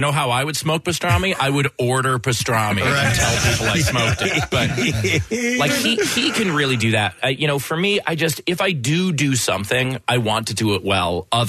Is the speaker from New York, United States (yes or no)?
yes; Queens, New York, United States; accent: Brooklyn; Okay, so when I was 12, I used to have a Brooklyn accent. Both my parents are from Brooklyn. I grew up in Queens.